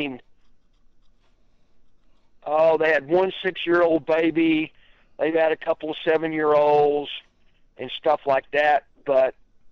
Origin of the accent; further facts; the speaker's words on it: Texas, United States; I'm from Texas